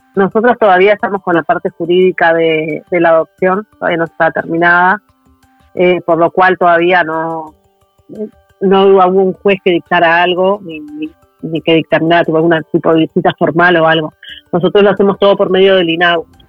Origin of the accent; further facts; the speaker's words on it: Montevideo, Uruguay; somos de Montevideo los dos